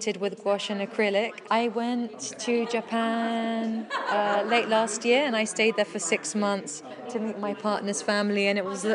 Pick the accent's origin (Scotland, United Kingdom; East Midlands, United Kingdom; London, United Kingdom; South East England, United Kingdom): South East England, United Kingdom; Isle of Wight; moved away; I grew up on the Isle of Wight